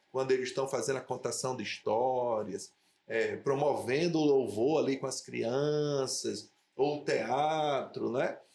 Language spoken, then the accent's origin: Portuguese; Natal, Rio Grande do Norte, Brazil; also born or lived in Areia Branca; nasci aqui em Natal, em 72 papai foi transferido